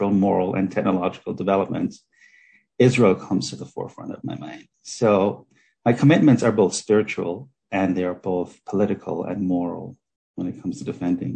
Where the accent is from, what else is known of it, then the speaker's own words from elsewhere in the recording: Jamaica; I grew up in Jamaica, and my grandmother's father was a Sephardic Jew